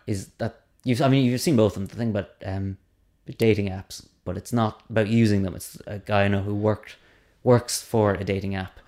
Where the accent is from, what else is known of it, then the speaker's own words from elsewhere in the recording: Cork, Munster, Ireland; I'm from Cork.